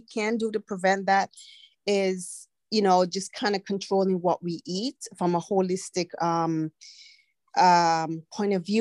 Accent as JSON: {"language": "English", "country": "Antigua & Barbuda", "tie": "born or raised there", "moved": "yes", "said": "I was born in the Eastern Caribbean in a tiny twin nation island called Antigua and Barbuda."}